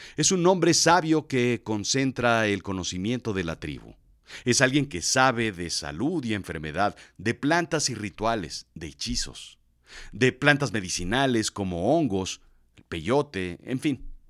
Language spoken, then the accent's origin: Spanish; Mexico; Soy de México